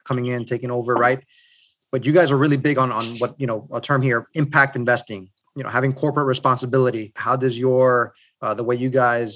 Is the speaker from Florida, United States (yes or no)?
yes; Miami, Florida, United States; growing up in Miami